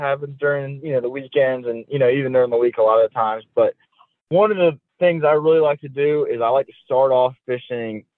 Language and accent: English; Lake Martin, Alabama, United States; growing up on Lake Martin